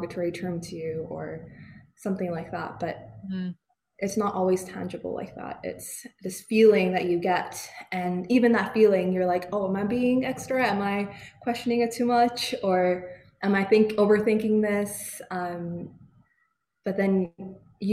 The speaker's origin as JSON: {"language": "English", "country": "Canada", "accent": "Canadian", "moved": "yes", "lives_now": "United Kingdom", "said": "I have a Canadian accent"}